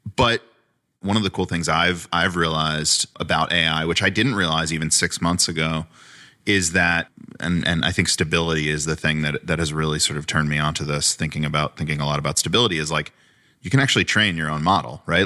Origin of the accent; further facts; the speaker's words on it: Long Island, New York, United States; I grew up on Long Island